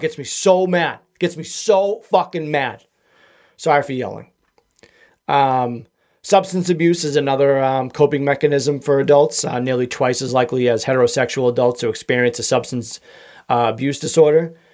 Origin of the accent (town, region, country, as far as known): Massachusetts, United States; accent: Massachusetts